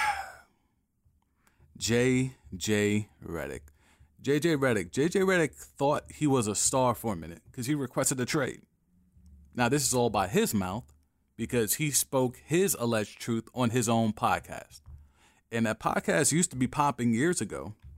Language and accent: English; New York, United States; as a New Yorker